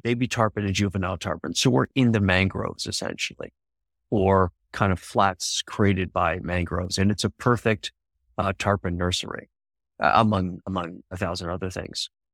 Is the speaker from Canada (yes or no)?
yes; Canada; I'm from Canada